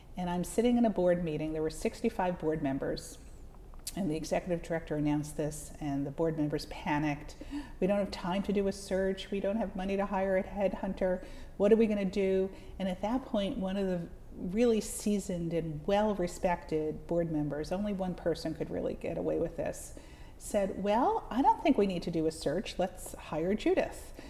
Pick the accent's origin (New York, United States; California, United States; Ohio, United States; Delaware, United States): New York, United States; the Catskills; I grew up in the Catskills